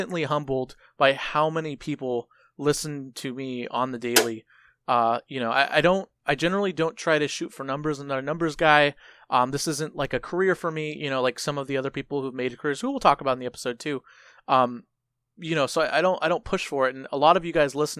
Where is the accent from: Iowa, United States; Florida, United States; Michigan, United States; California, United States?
California, United States; San Diego; I'm also San Diegan